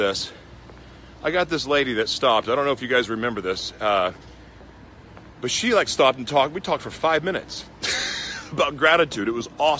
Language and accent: English; Oklahoma, United States; now in San Diego, United States; I'm from Oklahoma